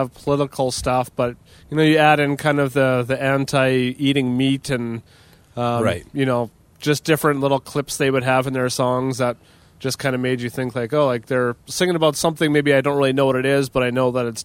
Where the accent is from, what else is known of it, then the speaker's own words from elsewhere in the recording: Dauphin, Manitoba, Canada; the town I grew up in Dauphin